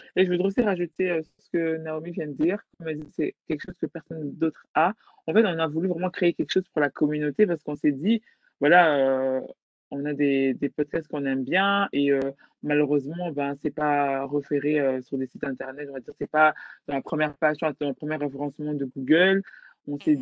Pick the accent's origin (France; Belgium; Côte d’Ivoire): Belgium; je suis belge d'origine congolaise